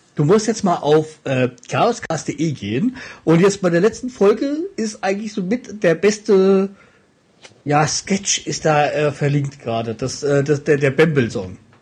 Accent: Hesse, Germany; als Hesse

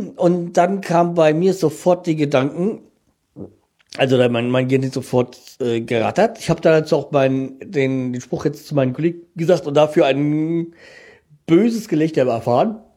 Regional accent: Frankfurt, Hesse, Germany; ich kenne Landsberg vom Eishockey, weil als Frankfurter kennt man das, äh, kennt man Landsberg

